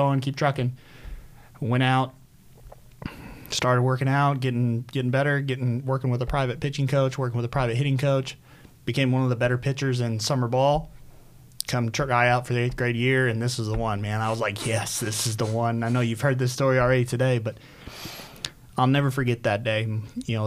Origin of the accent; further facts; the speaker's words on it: Southern Illinois, United States; now in West Chester, PA, United States; I was born in Southern Illinois, about 6 hours south of Chicago